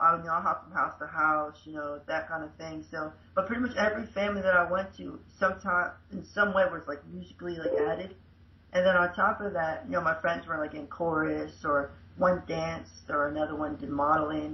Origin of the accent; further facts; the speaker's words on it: central Florida, United States; USA, Florida, central area, probably like 45 minutes away from Disney World